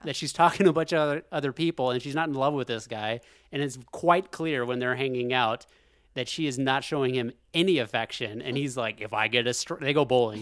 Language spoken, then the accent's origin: English; Alaska, United States; we're from Alaska.